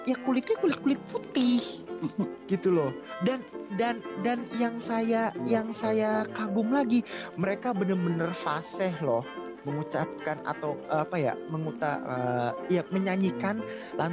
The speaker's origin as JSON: {"language": "Indonesian", "region": "Java", "country": "Indonesia", "tie": "born there", "said": "saya lahir di Jawa, saya lahir di Indonesia yang notabene banyak banget kebudayaan yang harus kita jaga"}